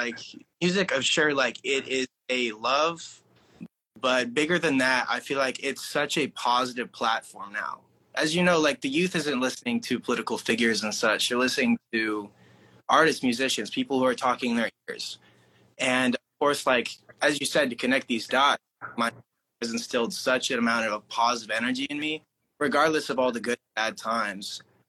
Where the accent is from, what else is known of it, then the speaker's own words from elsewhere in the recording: Oklahoma, United States; I'm from Oklahoma originally, so middle of nowhere.